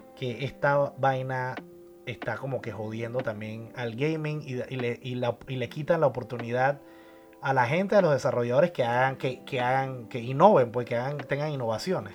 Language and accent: Spanish; Panama; en mi país, aquí en Panamá